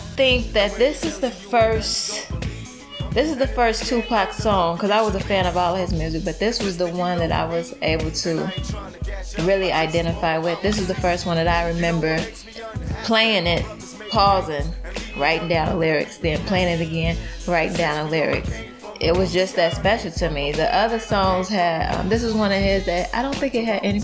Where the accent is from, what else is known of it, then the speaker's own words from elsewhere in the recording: Chicago, Illinois, United States; I'm born and raised in Chicago.